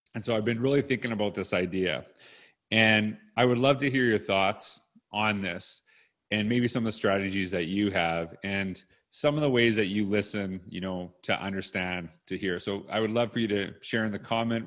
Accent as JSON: {"language": "English", "country": "Canada", "also_born_or_lived": "Edmonton, Alberta", "said": "that's part of being Canadian"}